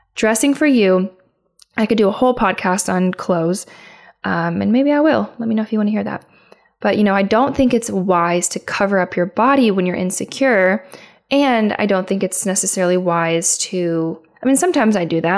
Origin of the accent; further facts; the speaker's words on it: Midwest, United States; my hometown. I'm from the Midwest